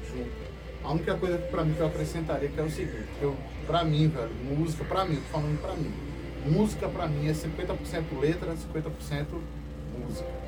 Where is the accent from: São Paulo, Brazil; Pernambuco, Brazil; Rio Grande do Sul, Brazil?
Pernambuco, Brazil; Cabo de Santo Agostinho; A gente é do Cabo Santo Agostinho, todo mundo mora junto, perto, todo mundo se conhece e a parada é essa.